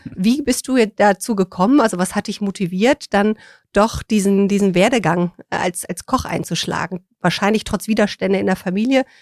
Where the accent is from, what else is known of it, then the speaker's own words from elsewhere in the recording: Rhineland, Germany; Ich komme ja aus dem Rheinland